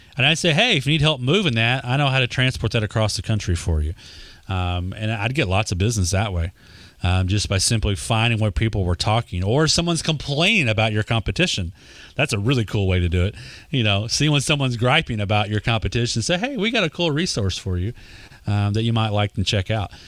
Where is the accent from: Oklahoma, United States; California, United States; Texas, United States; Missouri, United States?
Texas, United States; accent: Texas; My Texas accent